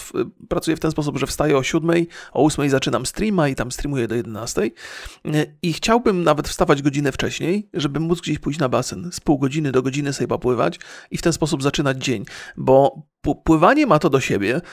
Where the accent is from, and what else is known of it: Poland; born or raised there